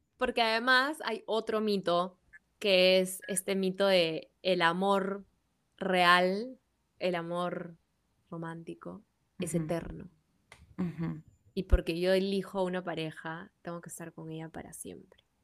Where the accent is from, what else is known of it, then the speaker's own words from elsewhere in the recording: Peru; quiénes somos el día de hoy como peruanos